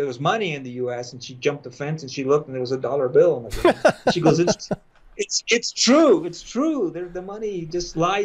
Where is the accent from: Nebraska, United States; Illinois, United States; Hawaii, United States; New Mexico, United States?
New Mexico, United States; Las Cruces; moved away as an adult; also born or lived in El Paso, Texas / Rapid City, South Dakota; And then we moved to Las Cruces, New Mexico. And I grew up in Las Cruces.